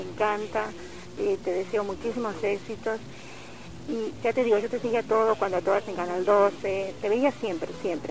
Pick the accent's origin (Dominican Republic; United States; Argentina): Argentina; moved away; Yo soy argentina